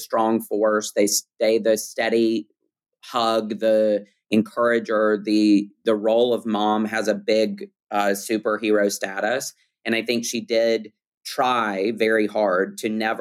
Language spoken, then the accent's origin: English; Birmingham, Alabama, United States; moved away; growing up in Birmingham, Alabama